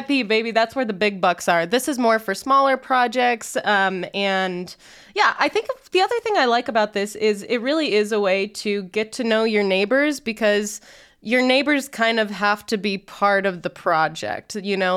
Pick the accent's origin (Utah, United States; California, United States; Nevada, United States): Utah, United States; Layton; growing up in Layton, Utah, in a suburb